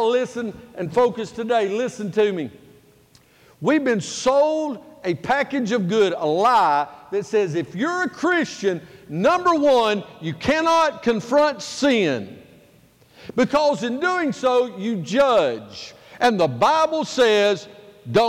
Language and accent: English; United States; I am an American